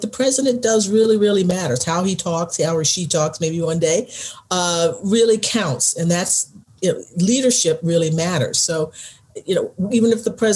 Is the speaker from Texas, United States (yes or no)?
yes; Texas, United States; my home state, Texas